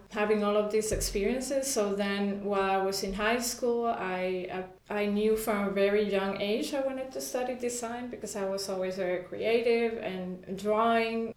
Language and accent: English; Honduras; first language Spanish; English is a second language; moved away as an adult; also born or lived in Costa Rica / Germany; I was born and raised in Honduras